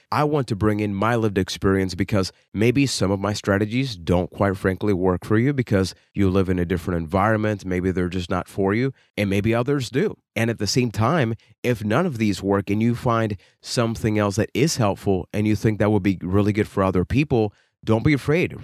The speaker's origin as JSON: {"language": "English", "country": "Puerto Rico", "said": "I am from Puerto Rico"}